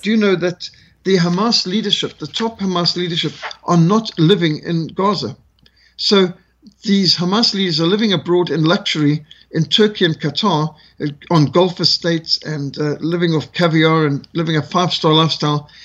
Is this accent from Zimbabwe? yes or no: yes; Zimbabwe; also born or lived in South Africa; I grew up with this in Rhodesia